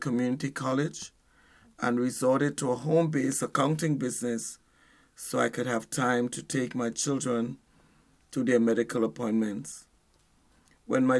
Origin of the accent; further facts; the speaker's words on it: Trinidad & Tobago; moved away as an adult; now in United States; I'm originally from Trinidad and Tobago, an island in the Caribbean